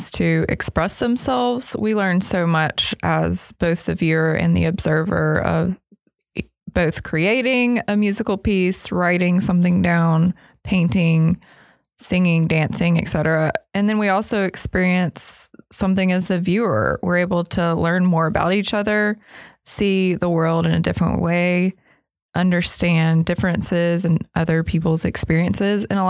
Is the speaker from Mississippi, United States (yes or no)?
yes; Mississippi, United States; Growing up in Mississippi was definitely a large part of why I was able to pursue the arts